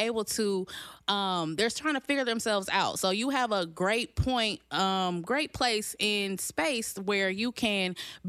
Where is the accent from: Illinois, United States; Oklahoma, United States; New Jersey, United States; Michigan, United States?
Illinois, United States; Danville; I was born and raised here in Danville, Illinois.